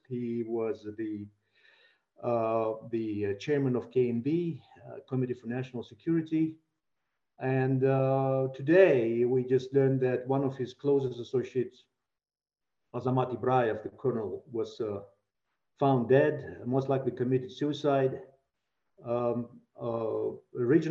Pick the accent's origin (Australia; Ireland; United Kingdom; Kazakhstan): Kazakhstan; now in Prague, Czech Republic; my country, Kazakhstan